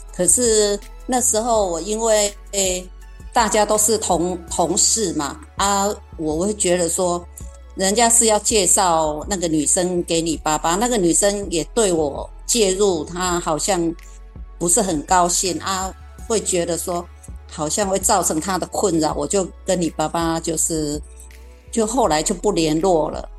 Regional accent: Kaohsiung, Taiwan; 那我成，成长的年代呢，刚好是经济起飞阶段哈。那高雄呢，也成立了前镇加工区跟男子加工区

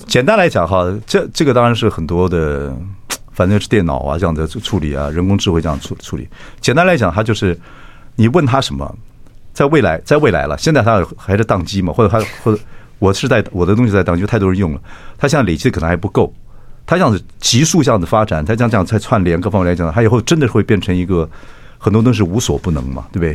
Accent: Chiayi, Taiwan; 我嘉义人嘛。我嘉义人

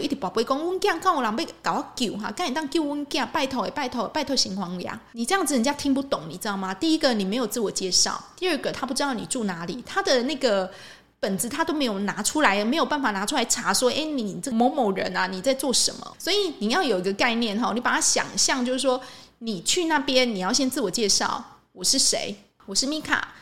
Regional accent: Changhua County, Taiwan; 我住彰化吼， 我是彰化人， 我们附近就有一个很有名的城隍庙， 在鹿港哦

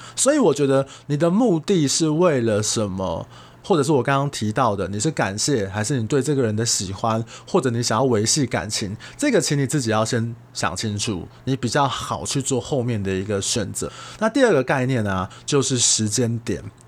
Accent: Taiwan; 我们台湾人

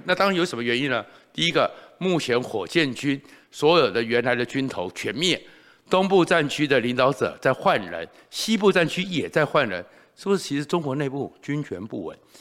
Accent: Taiwan; 我们台湾人

